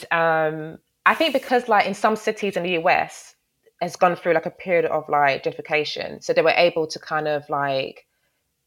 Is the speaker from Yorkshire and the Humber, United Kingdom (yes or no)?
no; London, United Kingdom; I grew up in Peckham for the first 13 years of my life